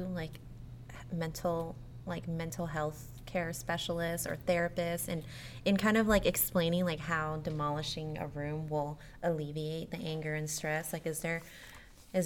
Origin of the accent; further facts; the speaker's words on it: California, United States; moved away as an adult; also born or lived in Texas; now in Dallas, United States; I'm originally from California. I've been in Texas for a couple years now, but new to Dallas